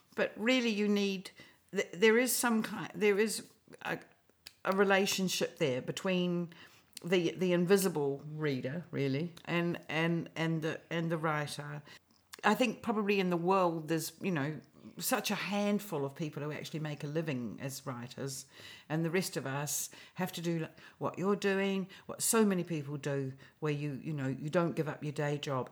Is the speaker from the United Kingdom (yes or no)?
no; New Zealand; also born or lived in Australia; I am a New Zealander, absolutely to my toenails, but I lived in Australia in my twenties